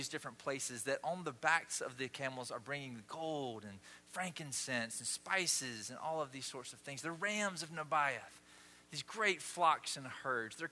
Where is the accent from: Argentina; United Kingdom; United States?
United States; Osceola, Georgia; moved away; we did parades growing up in Osceola, Georgia